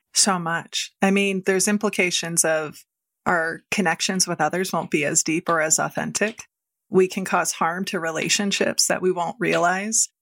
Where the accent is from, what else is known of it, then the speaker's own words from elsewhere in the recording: Midwest, United States; I grew up in the Midwest